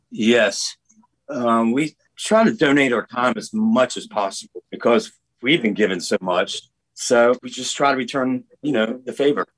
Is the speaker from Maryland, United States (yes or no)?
yes; Maryland, United States; now in Nashville, United States; Eric and I grew up in Maryland